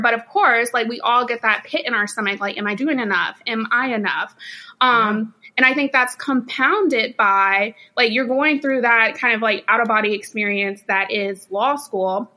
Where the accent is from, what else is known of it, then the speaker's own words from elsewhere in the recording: Champaign, Illinois, United States; moved away as an adult; also born or lived in North Carolina / St. Louis, Missouri; now in Dallas, United States; born and raised in Champaign, Illinois, actually. So I am a Northerner